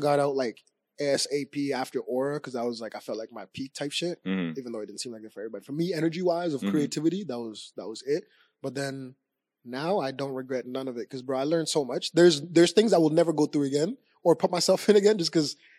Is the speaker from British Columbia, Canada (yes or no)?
yes; Abbotsford, British Columbia, Canada; I don't know these things because I just have fun and I'm from Abbotsford.